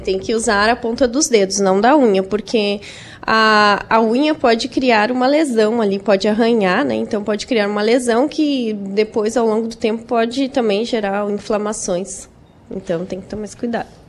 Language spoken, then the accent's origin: Portuguese; Araranguá, Santa Catarina, Brazil; eu sou de Araranguá, né? Eu moro lá